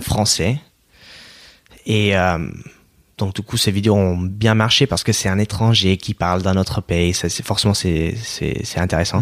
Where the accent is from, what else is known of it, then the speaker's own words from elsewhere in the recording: Oregon, United States; French is a second language; moved away as an adult; now in France; Moi, je viens de l'État d'Oregon, hmm. ok, juste au nord de la Californie, dans la côte ouest.